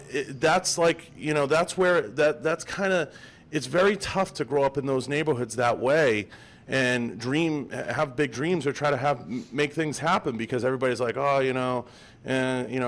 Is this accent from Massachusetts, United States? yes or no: yes; Boston, Massachusetts, United States; I grew up in East Boston.